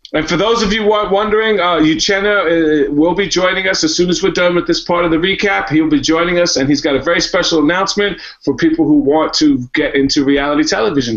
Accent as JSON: {"language": "English", "region": "New York", "country": "United States", "said": "I'm from New York."}